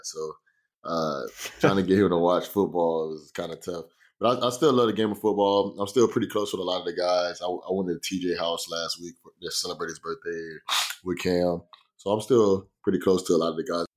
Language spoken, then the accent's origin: English; Florida, United States; moved away as an adult; I'm from Florida